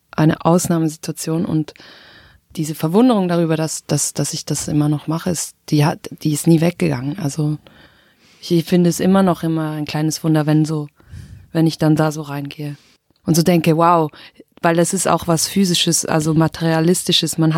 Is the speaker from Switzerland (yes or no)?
yes; Switzerland; first language Swiss German; meine Muttersprache ist Schweizerdeutsch und also singen zu müssen mit Schweizerdeutsch, das war auch so ein wichtiger Prozess.